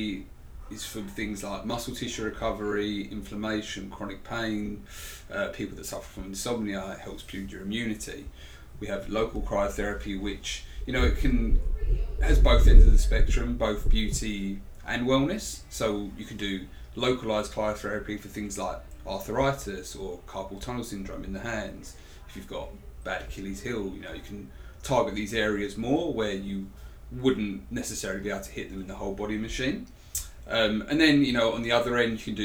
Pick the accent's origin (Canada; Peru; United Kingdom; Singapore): United Kingdom; England; accent: English; I am English, not Australian as well